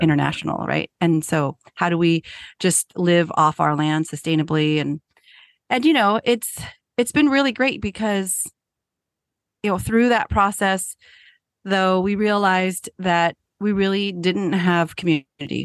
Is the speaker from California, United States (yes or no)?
yes; San Jose, California, United States; moved away as an adult; now in Appalachian Mountains, United States; I was born and raised in San Jose